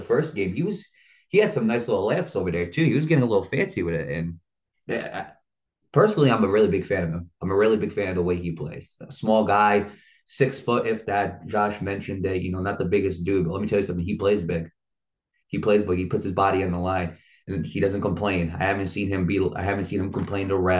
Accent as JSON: {"language": "English", "region": "Rhode Island", "country": "United States", "said": "I'm from Rhode Island"}